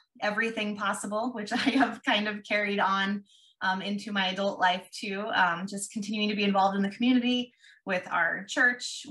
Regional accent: Ralston, Nebraska, United States; also born or lived in Omaha, Nebraska / Papillion, Nebraska; We live here in Papillion, grew up in Ralston, which is where Madison grew up also, and attended high school there

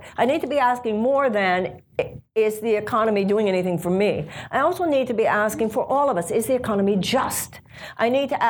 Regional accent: United States; The issue of voting rights is very close to me, both in my life and in my campaign, just because I'm an American, obviously

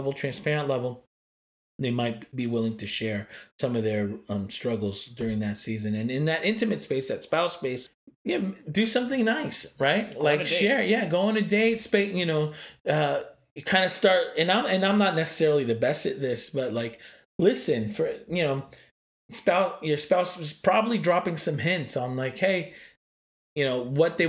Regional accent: East Coast, United States; And I'm from the East Coast and I'm not going to lie, like it was hard.

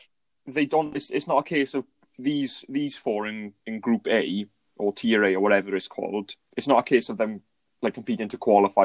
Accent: Wales, United Kingdom; I'm, we're Welsh

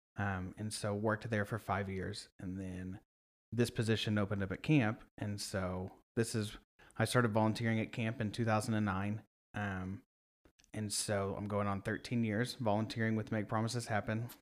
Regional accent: Sand Springs, Oklahoma, United States; moved away as an adult; now in Oklahoma City, United States; I'm from Sand Springs.

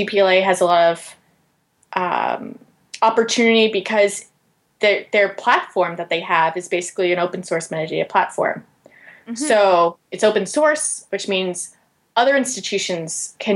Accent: Georgia, United States; my home state of Georgia

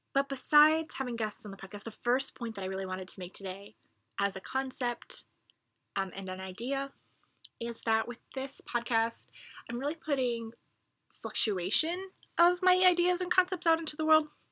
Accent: United States; I'm from America

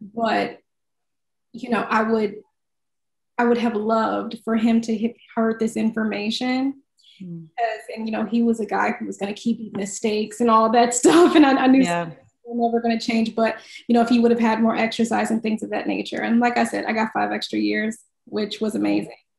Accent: Midwest, United States; I'm from the Midwest

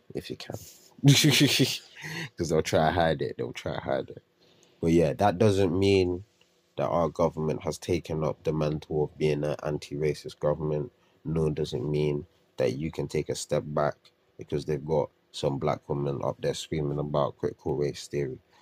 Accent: United Kingdom; as British people

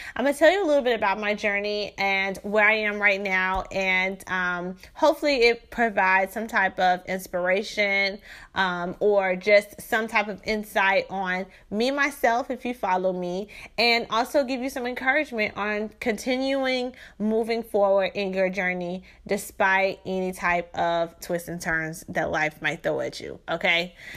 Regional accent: Shreveport, Louisiana, United States; moved away as an adult; now in Houston, United States; I am from Shreveport, Louisiana. So I was born in Shreveport, Louisiana in nineteen eighty-eight.

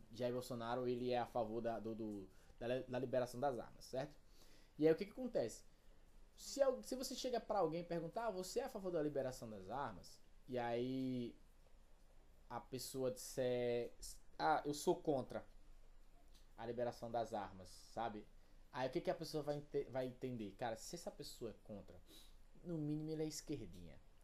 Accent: Brazil; eu sou brasileiro, moro no Brasil

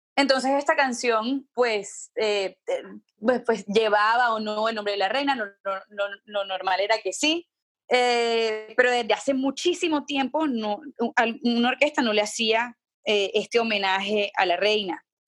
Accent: Barranquilla, Atlántico, Colombia; yo crecí en Barranquilla

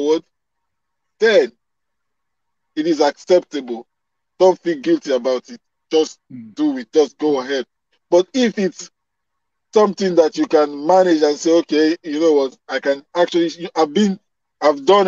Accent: Nigeria; where I come from Nigeria

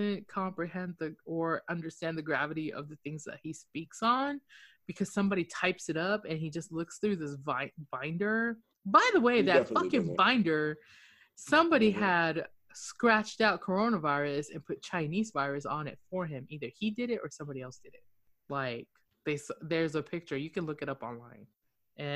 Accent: Okinawa, Japan; I'm from Okinawa, speak Japanese and Hokkien.

